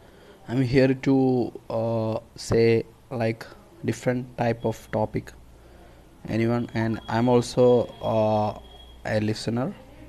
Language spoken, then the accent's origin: English; Kerala, India; I am from India, the south part of India. The state is Kerala.